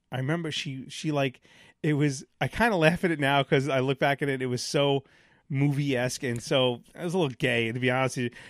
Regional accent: New York City, New York, United States; I grew up in Sheepshead Bay

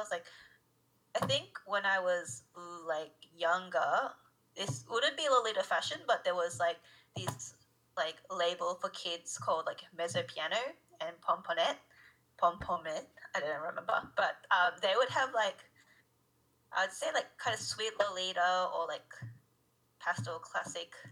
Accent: Japan; because I'm actually from Japan. So, like, when I go back to Japan to see my relatives and stuff

